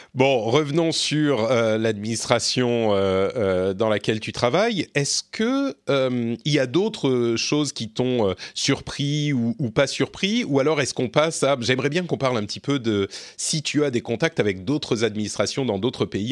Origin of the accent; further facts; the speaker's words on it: France; je suis français